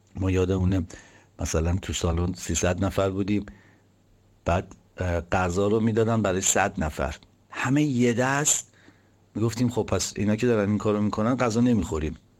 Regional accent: Tehran, Tehran Province, Iran; من که بچه تهران هستم

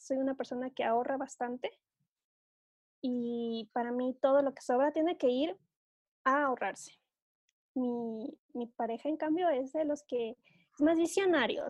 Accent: Ecuador; aquí en mi país

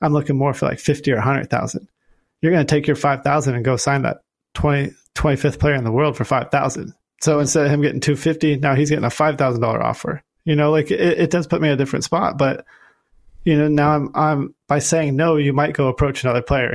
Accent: Huntington Beach, California, United States; moved away as an adult; now in Florida, United States; where I grew up in Huntington Beach

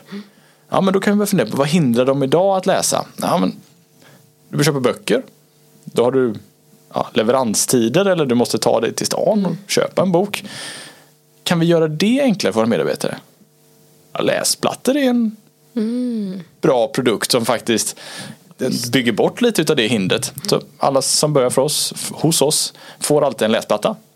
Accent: Gothenburg, Västra Götaland, Sweden; Som göteborgare också, så det, det, det, är, det är fint.

